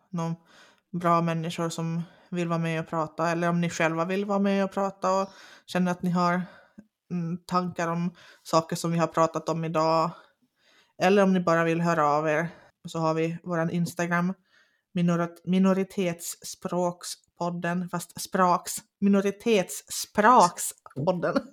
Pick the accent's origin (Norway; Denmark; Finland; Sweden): Finland; accent: Finnish; Swedish is a second language; jag pratar ju inte finlandssvenska, jag pratar ju svenska med finsk brytning.